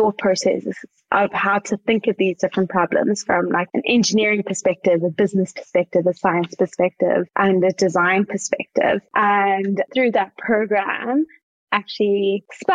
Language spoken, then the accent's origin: English; Johannesburg, Gauteng, South Africa; accent: South African; moved away as an adult; also born or lived in Cape Town, South Africa; now in Australia; I'm from Johannesburg